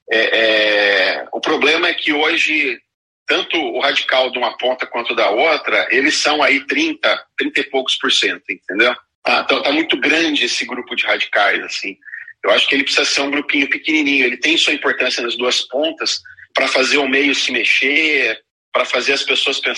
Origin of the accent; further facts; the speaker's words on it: Brazil; Eu vou falar do Brasil porque sou brasileiro, sou daqui